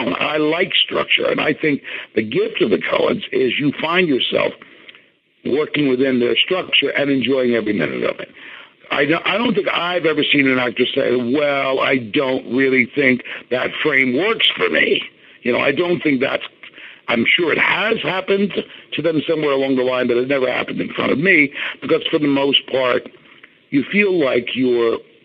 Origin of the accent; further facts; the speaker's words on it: Philadelphia, Pennsylvania, United States; I'm not a New Yorker, so I don't have that New York thing. I'm a Philadelphia boy.